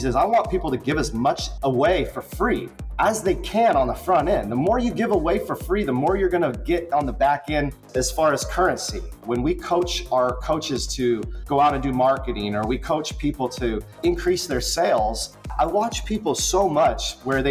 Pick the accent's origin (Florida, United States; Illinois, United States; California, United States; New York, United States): California, United States; Concord; now in Naples, United States; born and raised in Concord, California, which is in the Bay Area of California